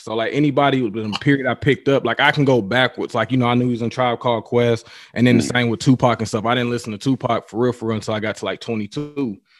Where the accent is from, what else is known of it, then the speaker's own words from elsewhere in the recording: Nashville, Tennessee, United States; I'm from Nashville.